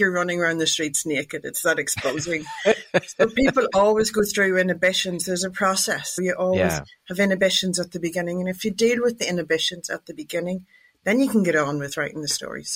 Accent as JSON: {"language": "English", "country": "Ireland", "said": "I'm Irish"}